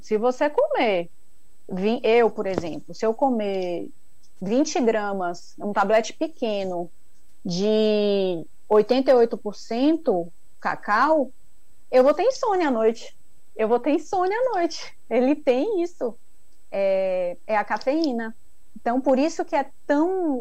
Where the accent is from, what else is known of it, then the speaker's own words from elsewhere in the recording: Ilhéus, Bahia, Brazil; eu sou publicitária formada, sou de Ilhéus